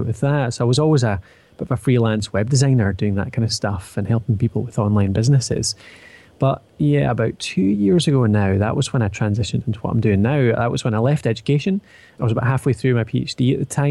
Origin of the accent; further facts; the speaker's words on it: Edinburgh, Scotland, United Kingdom; accent: Scottish; now in Dundee, United Kingdom; I'm from Scotland, as you can probably tell from the accent, currently residing in Dundee, but started out in Edinburgh